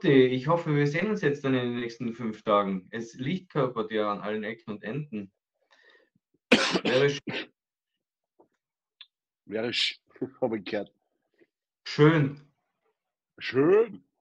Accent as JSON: {"language": "German", "country": "Austria", "said": "Ich glaube, wir sind Österreicher im Ausland sehr beliebt."}